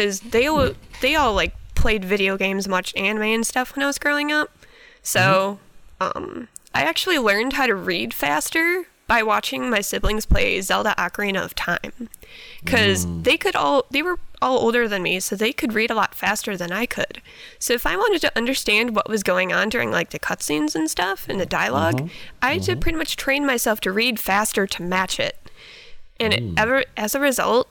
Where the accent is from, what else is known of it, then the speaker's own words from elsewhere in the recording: Milwaukee, Wisconsin, United States; I am 23 years old, and I am from Milwaukee, Wisconsin.